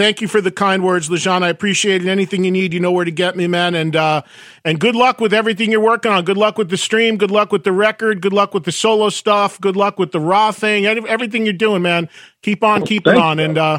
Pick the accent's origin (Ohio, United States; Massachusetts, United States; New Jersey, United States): New Jersey, United States; I've lived in New Jersey my whole life, and we don't have any here.